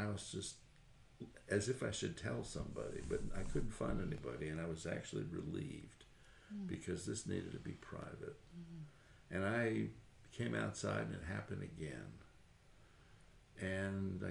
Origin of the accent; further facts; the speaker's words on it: Tarrytown, New York, United States; I was just a normal kid growing up in Tarrytown, New York, about 25 miles north of New York City